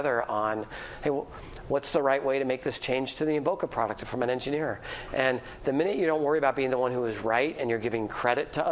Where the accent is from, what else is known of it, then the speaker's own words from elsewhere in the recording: San Francisco, California, United States; I grew up in San Francisco. I'm a fourth generation San Franciscan. I went to high school in San Francisco